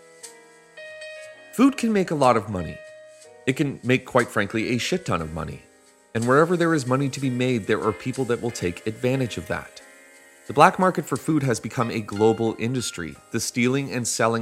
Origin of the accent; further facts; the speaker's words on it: Canada; Being Canadian